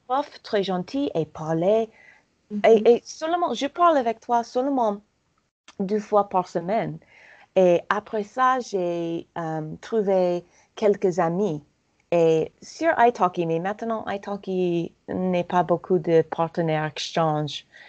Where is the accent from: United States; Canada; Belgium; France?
United States; accent: American; French is a second language; j'adore mon accent euh, américain